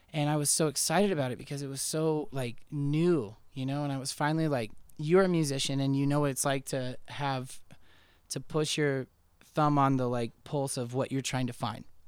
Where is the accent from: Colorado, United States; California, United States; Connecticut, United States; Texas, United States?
Colorado, United States; Denver; also born or lived in Missoula, Montana; Denver's always been my hometown.